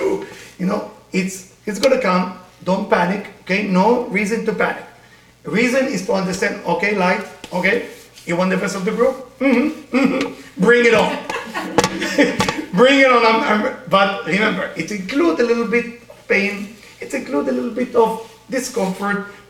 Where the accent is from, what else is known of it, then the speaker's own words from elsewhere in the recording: Israel; accent: Israeli; English is a second language; now in United States; I grew up in Israel